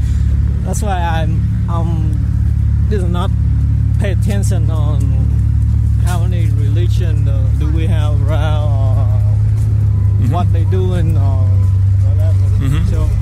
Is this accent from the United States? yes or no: no; Vietnam; English is a second language; moved away